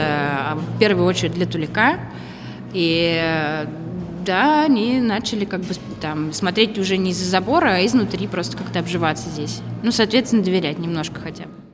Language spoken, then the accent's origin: Russian; Tula, Tula Oblast, Russia; moved away; also born or lived in Moscow; Я из Тулы. Я переехала отсюда в 2010 году в Москву.